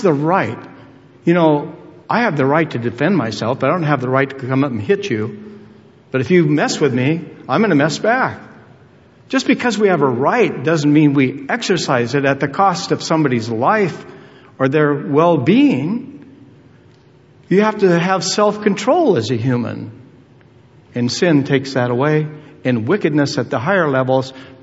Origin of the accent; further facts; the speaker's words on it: United States; as an American citizen